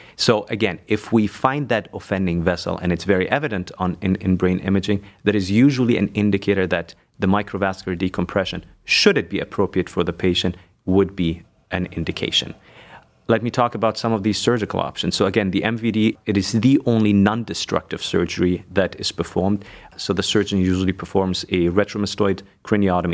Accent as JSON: {"language": "English", "country": "Egypt", "tie": "born or raised there", "also_born_or_lived": "Germany", "moved": "as an adult", "lives_now": "Cleveland, United States", "said": "So, I was born and raised in Egypt. I lived there most of my life. Six years I lived actually in Germany as well."}